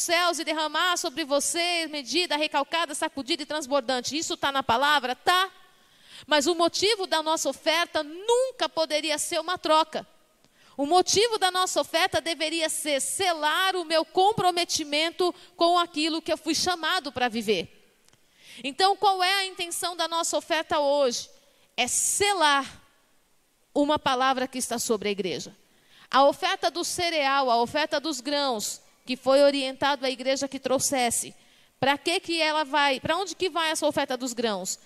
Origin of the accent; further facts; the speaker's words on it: Brazil; nós somos brasileiros